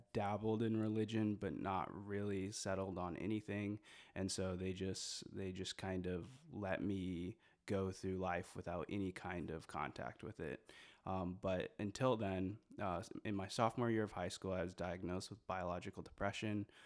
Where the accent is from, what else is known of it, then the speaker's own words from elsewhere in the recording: Moline, Illinois, United States; moved away as an adult; also born or lived in Busan, South Korea; now in Evansville, United States; I'm from Moline, which is one of the major cities in that, in that grouping. Um, I've, I was originally born in, uh, Korea, in Busan